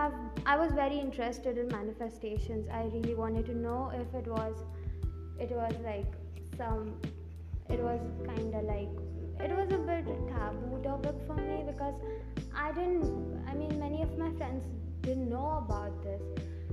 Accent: India; English is a second language; English is not my primary language. I am from India

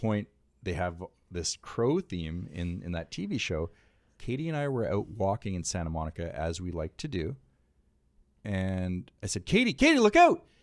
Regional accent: Canada; now in United States; I'm a Canadian

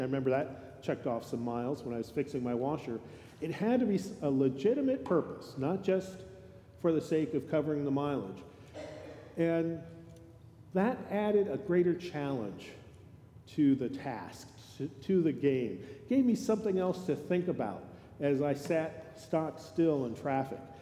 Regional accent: California, United States; moved away; I grew up in California

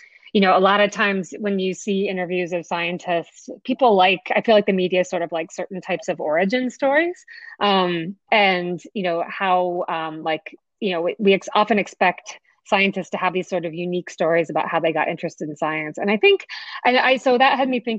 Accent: New Jersey, United States; I grew up on the East Coast of the United States in New Jersey

